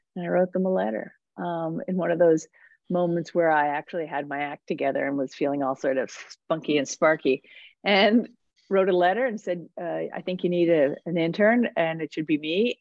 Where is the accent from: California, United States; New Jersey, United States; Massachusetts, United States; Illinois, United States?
New Jersey, United States; also born or lived in New York City; I grew up in New Jersey. Um, I mean, I was born in New York City